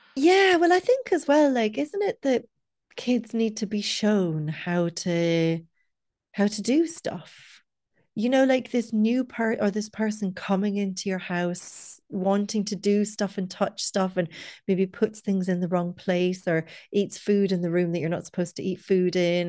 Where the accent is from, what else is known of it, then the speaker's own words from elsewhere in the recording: Scotland, United Kingdom; also born or lived in Dublin, Ireland; now in Cork, Ireland; I'm not from where we live, I'm from Scotland about a million years ago